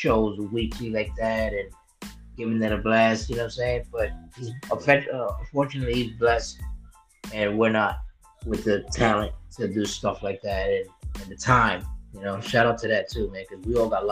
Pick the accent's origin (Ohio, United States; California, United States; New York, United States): New York, United States; New York City; I grew up way down in Brooklyn, New York.